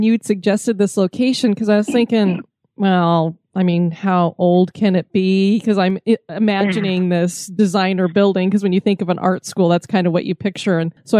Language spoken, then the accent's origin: English; Colorado, United States; moved away; also born or lived in California / Florida; I moved to Colorado when I was six, too.